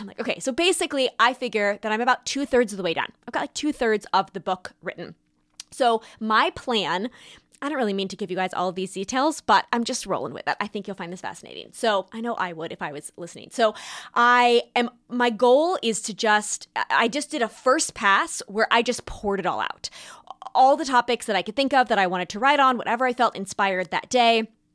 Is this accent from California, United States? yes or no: yes; California, United States; moved away; also born or lived in New York; Growing up in California